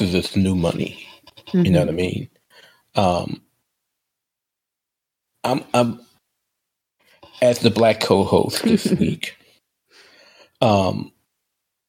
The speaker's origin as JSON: {"language": "English", "town": "New Orleans", "region": "Louisiana", "country": "United States", "tie": "born or raised there", "said": "in my hometown of New Orleans"}